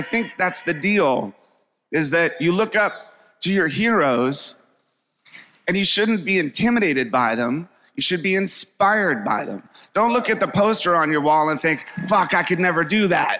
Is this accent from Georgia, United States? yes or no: no; Springfield, Virginia, United States; also born or lived in Washington, D.C.; People that I grew up with in Springfield, Virginia